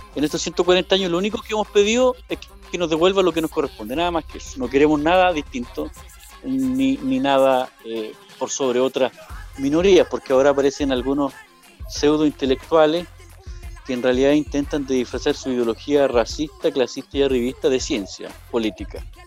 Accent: Purén, Araucanía, Chile; yo soy de Purén, Purenche.

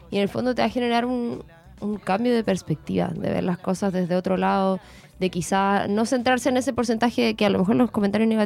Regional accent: Concepción, Biobío, Chile

